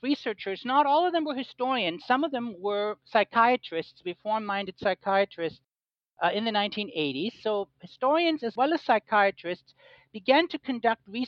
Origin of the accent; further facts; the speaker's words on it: Germany; moved away as an adult; now in United States; So I was raised in Germany, but I came here for college. I'm half German, half American